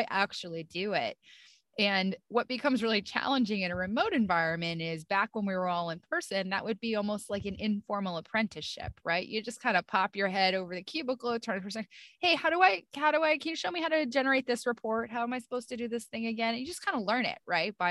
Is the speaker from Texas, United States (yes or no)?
no; upstate New York, United States; moved away; Grew up in upstate New York, pretty close to the Canadian border, in a small, very cold and snowy town.